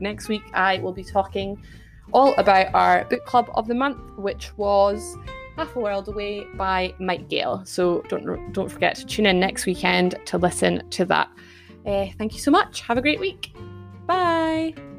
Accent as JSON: {"language": "English", "area": "Scots", "region": "Scotland", "country": "United Kingdom", "accent": "Scottish", "said": "hopefully I don't butcher my Scots too much and put my family to shame. And uh, maybe you can hear my accent more than normal"}